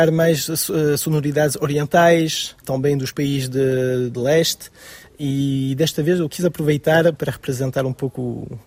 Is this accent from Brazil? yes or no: no; France; born there; Nasci em França, mas os meus pais são portugueses